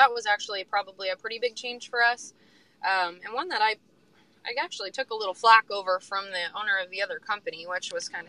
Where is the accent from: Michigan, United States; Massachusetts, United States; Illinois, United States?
Illinois, United States; now in Burlington, United States; I grew up in Illinois, so I also have that network in Illinois